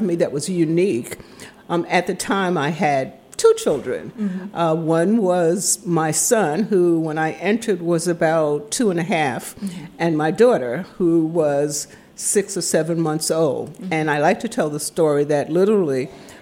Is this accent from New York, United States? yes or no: yes; New York City, New York, United States; moved away as an adult; now in Washington, D.C., United States; I am originally from New York City. I grew up in the South Bronx